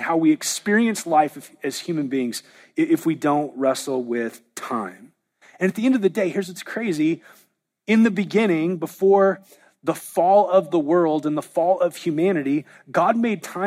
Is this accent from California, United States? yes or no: yes; Southern California, United States; now in Oklahoma, United States; I was raised in Southern California where there really aren't seasons, and moving to Oklahoma